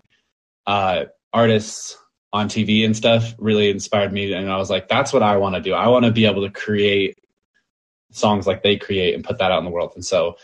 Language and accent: English; Utah, United States; I was born and raised in Mormon, Utah. So just in suburbia out here.